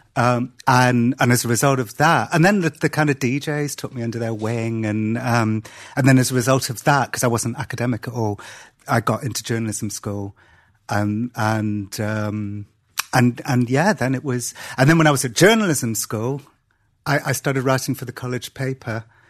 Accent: Cardiff, Wales, United Kingdom; I was born and grew up in Wales

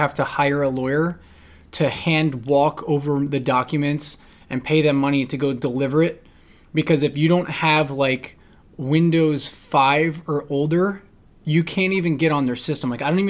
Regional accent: New Jersey, United States; So it's like the town I grew up in New Jersey, every year 1 to 3 kids jump in front of a freaking train.

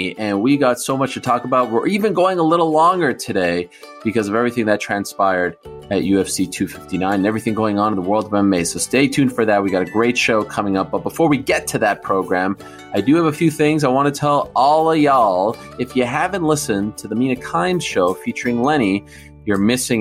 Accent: Canada; I'm from Canada

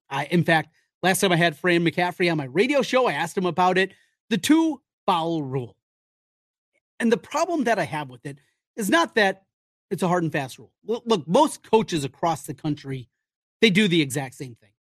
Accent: Iowa, United States; I grew up, like many of you, in the state of Iowa.

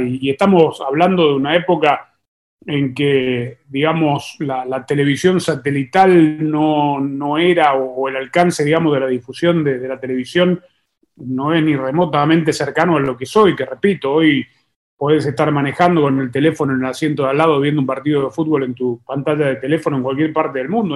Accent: Argentina; te preguntan de dónde sos, uno dice de Argentina

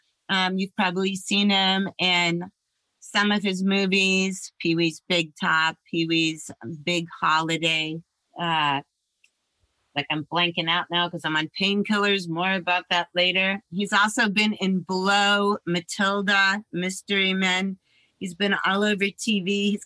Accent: New York, United States; born there; because I was born in New York and I lived right near there.

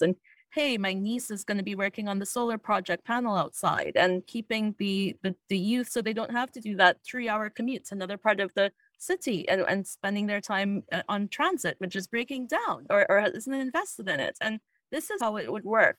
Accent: Trinidad & Tobago; now in Toronto, Canada; I grew up in Trinidad and Tobago, which is in the Caribbean

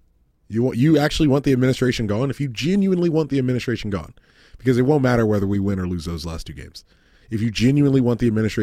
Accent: United States; I'm an American.

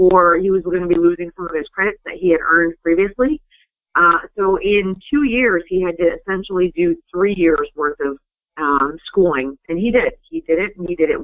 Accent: Highgate, Vermont, United States; We grew up right around here in Franklin County, Vermont, in a little town called Highgate

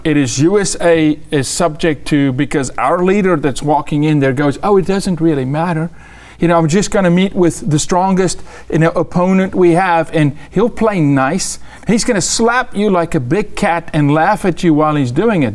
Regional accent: South Africa; I'm a South African

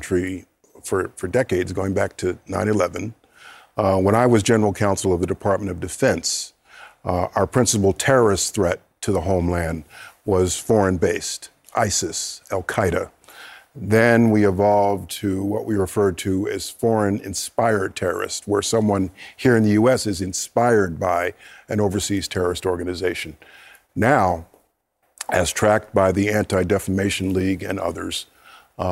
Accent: Wappingers Falls, New York, United States; I'm from Wappingers Falls, New York, and a graduate of Roy C. Ketchum High School

